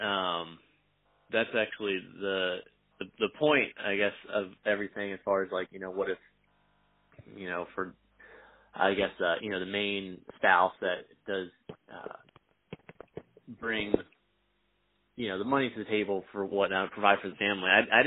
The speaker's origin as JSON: {"language": "English", "region": "Virginia", "country": "United States", "moved": "yes", "lives_now": "Missouri, United States", "said": "I'm originally from Virginia, but I live in Missouri now."}